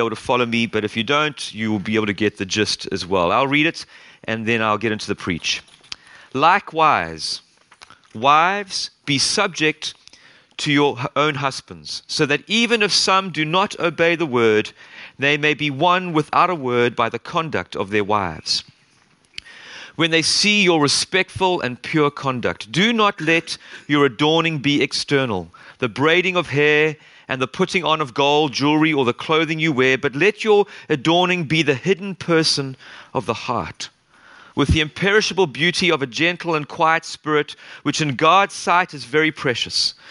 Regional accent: South Africa; moved away as an adult; now in Kingston, United Kingdom; I was born in South Africa. And grew up there for 25 years

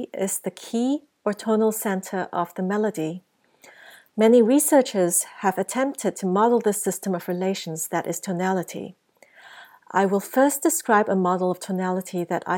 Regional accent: Singapore; moved away; also born or lived in United States; Although born in the United States, I grew up in Singapore.

